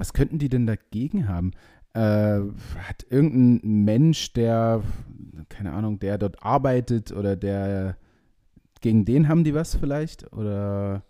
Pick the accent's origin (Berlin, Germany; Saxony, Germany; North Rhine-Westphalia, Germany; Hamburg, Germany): Saxony, Germany; Leipzig; bei uns in Leipzig